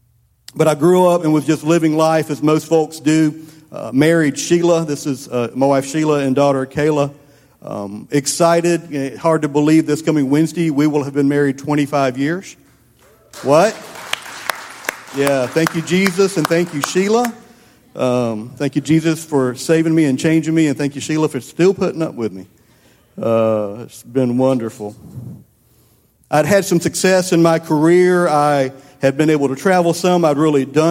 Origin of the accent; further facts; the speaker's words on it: Columbia, United States; I grew up over in Columbia.